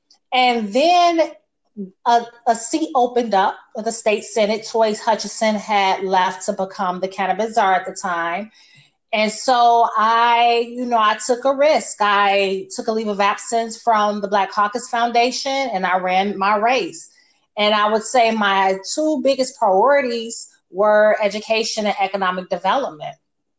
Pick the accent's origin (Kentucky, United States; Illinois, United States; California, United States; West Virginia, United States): Illinois, United States; Chicago; So I was born and raised in Chicago on the West Side.